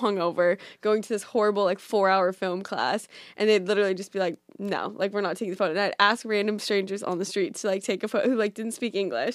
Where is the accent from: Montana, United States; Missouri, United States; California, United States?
California, United States; Orange County; moved away as an adult; also born or lived in Boulder, Colorado; now in New York, United States; I'm from California, so I grew up in Orange County